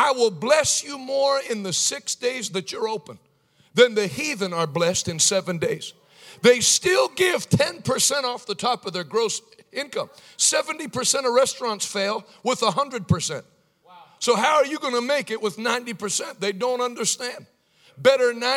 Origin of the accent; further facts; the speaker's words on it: United States; I was born in America